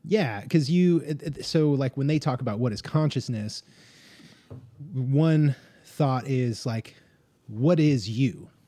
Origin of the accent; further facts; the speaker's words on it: Las Vegas, Nevada, United States; also born or lived in Southern California; now in Oklahoma, United States; I'm from Southern California, grew up in like Las Vegas